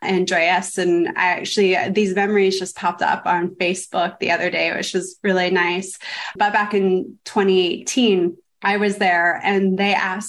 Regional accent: Toronto, Ontario, Canada; moved away as an adult; now in United States; I come from Canada, Toronto

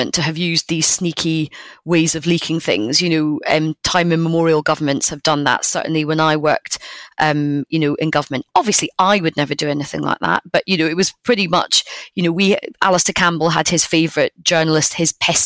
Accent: United Kingdom; being British

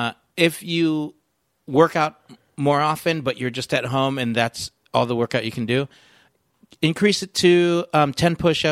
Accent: Philippines; other than the fact that I'm Filipino and every once in a while an F becomes a P.

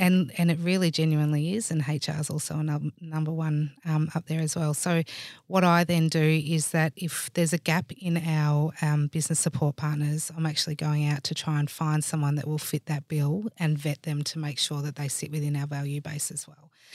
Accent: Swan Hill, Victoria, Australia; I actually grew up in a small country town called Swan Hill, which is about three and a half hours northwest of here.

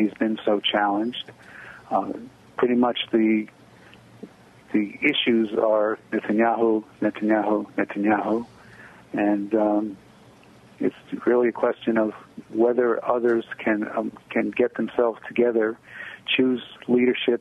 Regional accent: United States; now in Israel; I'm an American

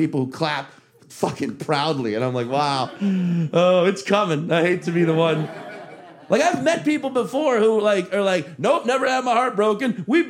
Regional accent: Chalmette, Louisiana, United States; also born or lived in Slidell, Louisiana; I grew up in Chalmette, Louisiana

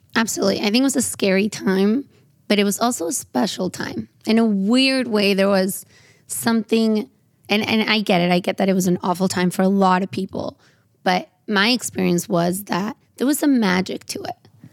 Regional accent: San Diego, California, United States; I grew up in San Diego

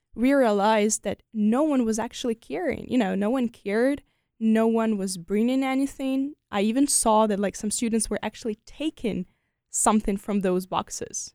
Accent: Ukraine; moved away as an adult; also born or lived in France; now in United States; I'm so proud to be Ukrainian

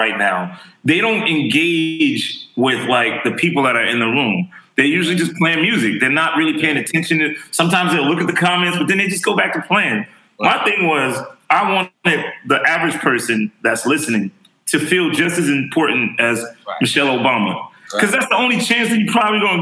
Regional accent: New York City, New York, United States; also born or lived in Harlem; I lived my formative years in the Bronx when they started making music

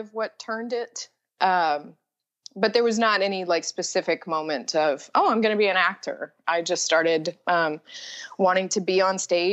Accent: Nashville, Tennessee, United States; I am from Nashville, Tennessee, and I went to Hume Fogg, which is an accelerated magnet program and the oldest public school in Nashville

